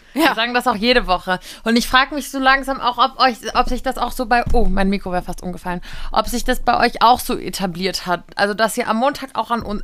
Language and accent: German; Giessen, Hesse, Germany; aus meiner Heimat Gießen